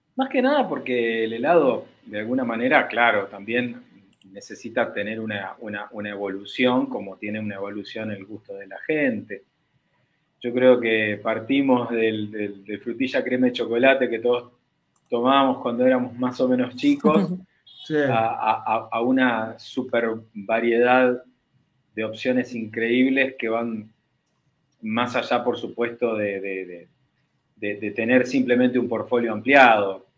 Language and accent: Spanish; Uruguay; yo siendo uruguayo